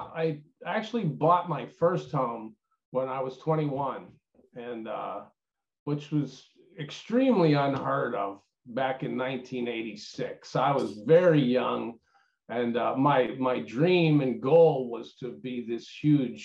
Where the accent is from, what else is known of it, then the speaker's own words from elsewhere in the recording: Pittsburgh, Pennsylvania, United States; moved away; I'm from Pittsburgh originally